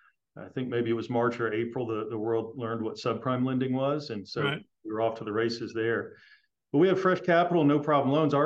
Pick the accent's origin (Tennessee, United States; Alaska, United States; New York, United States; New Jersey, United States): Tennessee, United States; Nashville; I grew up in Nashville.